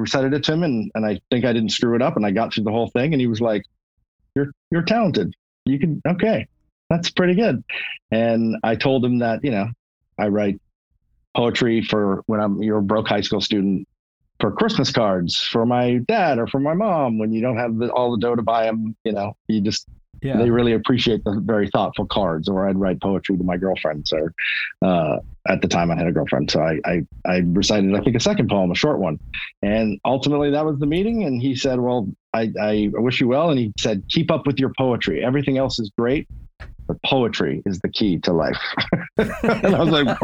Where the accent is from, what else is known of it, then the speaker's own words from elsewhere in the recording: Los Angeles, California, United States; growing up in Hollywood